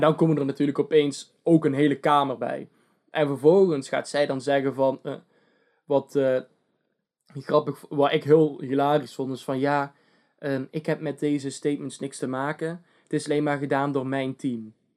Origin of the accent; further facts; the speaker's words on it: Netherlands; wij zijn Nederlanders